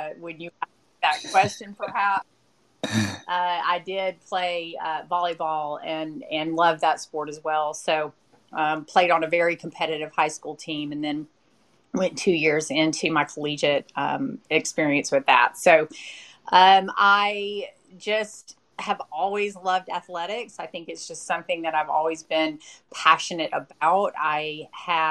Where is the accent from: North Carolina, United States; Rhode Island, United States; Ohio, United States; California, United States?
North Carolina, United States; Western; I grew up in Western North Carolina, kind of the rural part of the state up in the Smoky Mountains